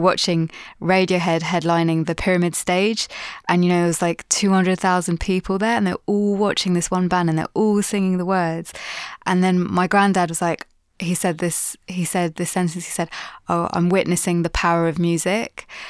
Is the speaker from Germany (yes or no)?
no; Pakistan; just because I'm, as like a Pakistani female doing what I'm doing, I feel like no one's really done the same thing before.